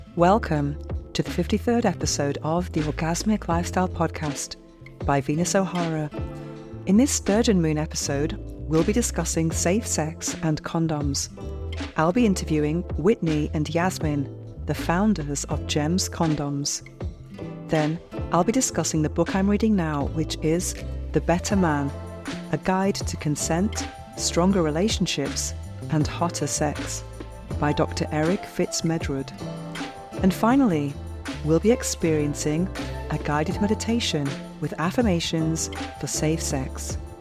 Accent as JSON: {"language": "English", "region": "England", "country": "United Kingdom", "accent": "English", "moved": "as an adult", "lives_now": "Spain", "said": "my English accent"}